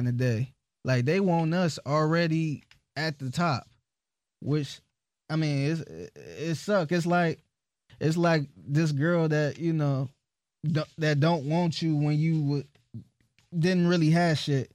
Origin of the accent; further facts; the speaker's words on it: Cleveland, Ohio, United States; I'm from Cleveland